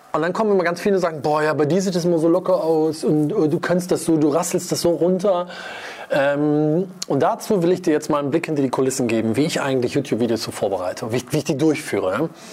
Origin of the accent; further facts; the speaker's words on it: Wuppertal, North Rhine-Westphalia, Germany; ich komme aus Wuppertal-Vorwinkel